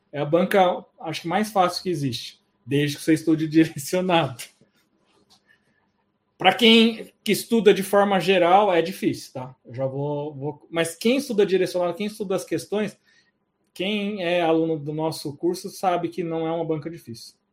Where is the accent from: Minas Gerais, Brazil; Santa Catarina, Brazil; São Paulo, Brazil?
São Paulo, Brazil; Suzano; Suzano é minha cidade natal, Suzano é onde eu sou funcionário afastado e vamos ter curso sim.